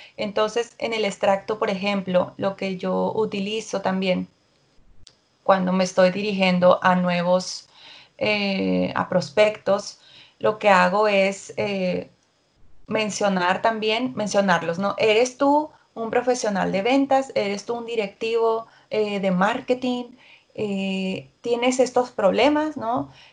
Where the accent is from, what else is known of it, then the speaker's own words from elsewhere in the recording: Mexico; soy mexicana